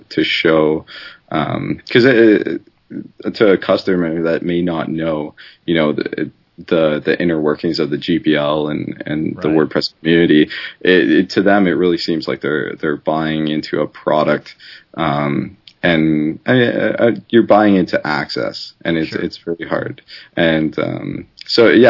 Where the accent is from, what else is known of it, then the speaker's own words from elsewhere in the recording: Canada; I'm Canadian